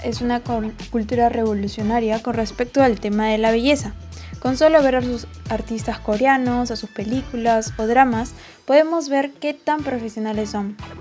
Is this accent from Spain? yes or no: no; Peru; soy de Perú